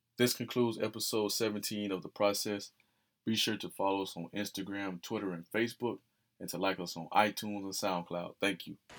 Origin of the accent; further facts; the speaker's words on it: Tallahassee, Florida, United States; growing up in Tallahassee, man, we grew up in that in that shadow of that school that sit on the hill